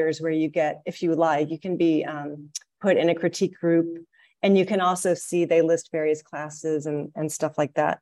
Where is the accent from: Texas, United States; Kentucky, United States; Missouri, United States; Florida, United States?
Missouri, United States; moved away as an adult; now in Malaysia; I am a member of the Midwestern region, because I'm from Missouri.